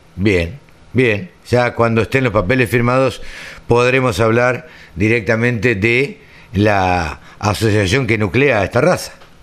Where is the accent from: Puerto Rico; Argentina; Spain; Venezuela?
Argentina; Maipú, Buenos Aires Province; por Maipú, por mi pueblo.